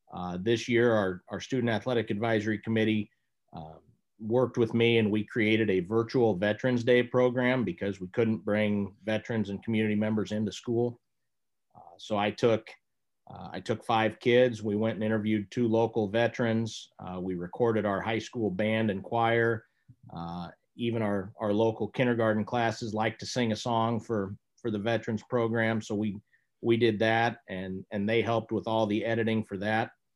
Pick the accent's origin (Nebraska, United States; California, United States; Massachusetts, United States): Nebraska, United States; Lincoln; I grew up in Lincoln, Nebraska